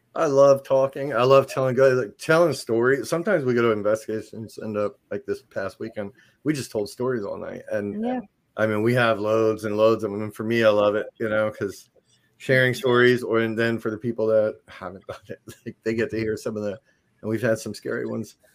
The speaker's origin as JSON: {"language": "English", "region": "New Jersey", "country": "United States", "moved": "yes", "said": "I'm from New Jersey originally"}